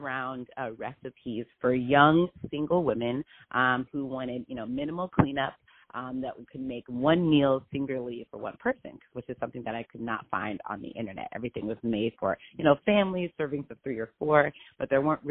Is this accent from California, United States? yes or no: yes; Los Angeles, California, United States; also born or lived in New York; I am born and raised in South Los Angeles, California.